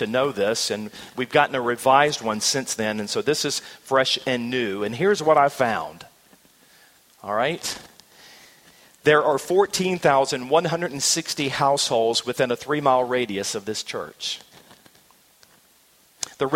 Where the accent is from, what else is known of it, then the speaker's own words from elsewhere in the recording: the South, United States; I'm from the South